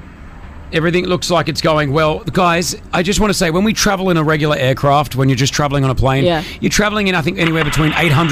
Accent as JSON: {"language": "English", "country": "Australia", "tie": "born or raised there", "moved": "yes", "lives_now": "Dubai, United Arab Emirates", "said": "I remember growing up in Australia"}